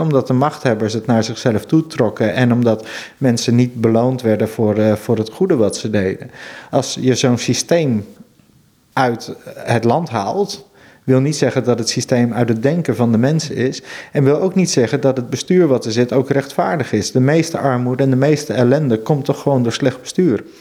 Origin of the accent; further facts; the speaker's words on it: Veluwe, Gelderland, Netherlands; now in Friesland, Netherlands; Ik kom oorspronkelijk van de Veluwe. Mhm. En daar had je in mijn jeugd nog wel van die boerderijtjes